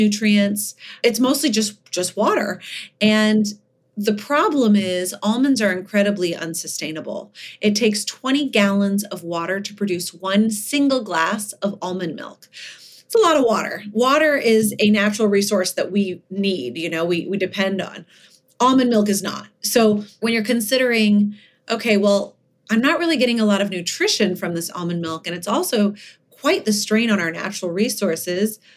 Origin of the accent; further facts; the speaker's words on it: Malibu, California, United States; also born or lived in Oak Harbor, Ohio; I grew up in Malibu. I was actually born in Ohio